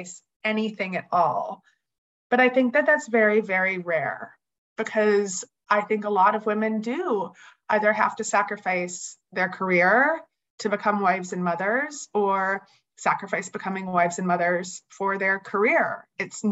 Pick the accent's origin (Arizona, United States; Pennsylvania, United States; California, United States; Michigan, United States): Pennsylvania, United States; Bucks County, Philadelphia suburbs; I grew up in the Philly suburbs in Bucks County.